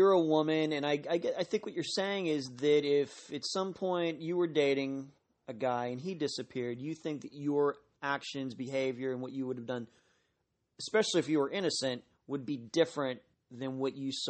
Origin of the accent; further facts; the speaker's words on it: Pittsburgh, Pennsylvania, United States; Linda and I, although I'm from the Pittsburgh area, she still lives there, we did not know each other until a couple weeks ago.